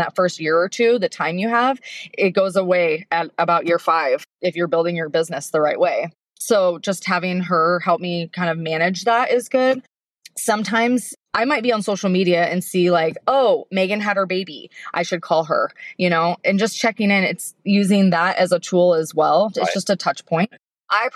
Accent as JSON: {"language": "English", "town": "Portland", "region": "Oregon", "country": "United States", "tie": "born or raised there", "said": "I grew up in Portland."}